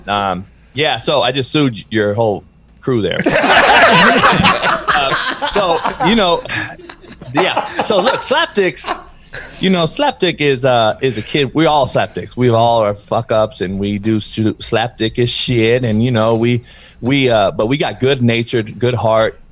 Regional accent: Compton, California, United States; growing up in Compton

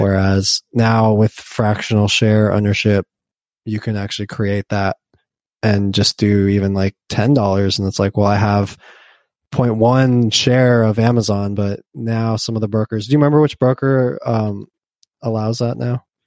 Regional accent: United States; I'm an American

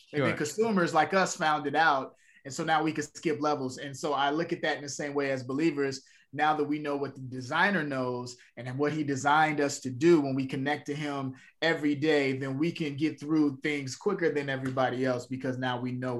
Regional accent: Chicago, Illinois, United States; born there; Yeah, south side of Chicago.

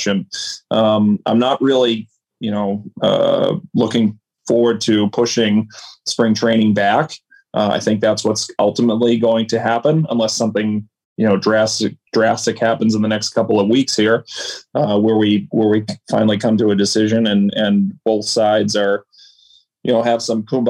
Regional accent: Boston, Massachusetts, United States; we grew up here in Boston

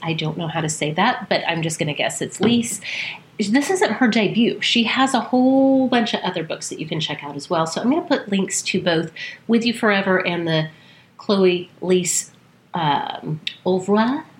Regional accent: Wales, United Kingdom; I'm Welsh and I can't even say this.

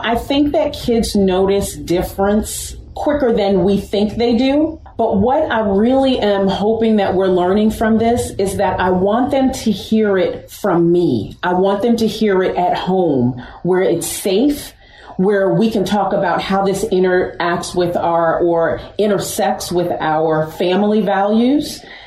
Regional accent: Westchester, New York, United States; I'm from New York, I'm from Westchester absolutely diverse, amazing.

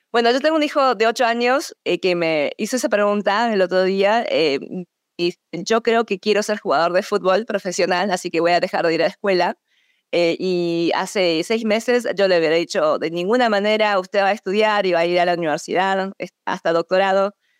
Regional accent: Buenos Aires, Argentina; moved away as an adult; also born or lived in Seoul, South Korea / United States; a los seis años me fui a Argentina, en donde crecí de los seis años a los 18 años, eh, fui a una escuela muy local, el Colegio Nacional de Buenos Aires

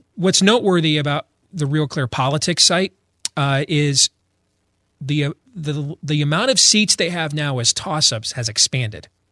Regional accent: Iowa, United States; my home state

